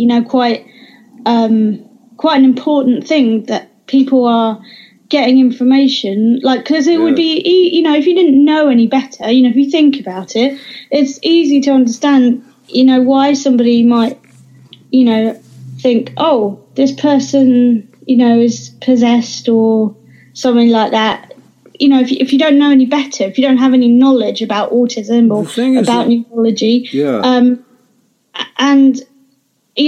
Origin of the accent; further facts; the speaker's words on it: Suffolk, East of England, United Kingdom; now in London, United Kingdom; I grew up in Suffolk.